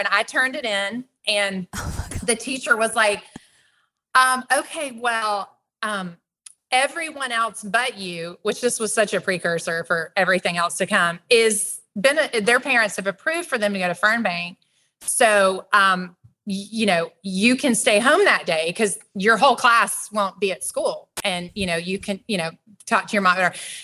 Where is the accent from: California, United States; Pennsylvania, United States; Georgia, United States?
Georgia, United States; Atlanta; I grew up here in the Metro Atlanta area